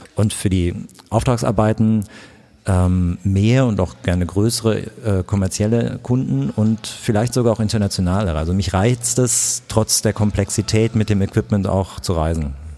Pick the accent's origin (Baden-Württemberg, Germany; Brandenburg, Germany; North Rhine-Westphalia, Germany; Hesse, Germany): North Rhine-Westphalia, Germany; Königswinter; now in Berlin, Germany; Ich komme aus Königswinter, ich bin da aufgewachsen